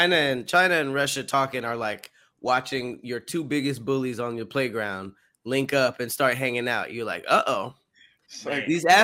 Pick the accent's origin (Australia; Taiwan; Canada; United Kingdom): Canada; We're Canadian. What are you talking about?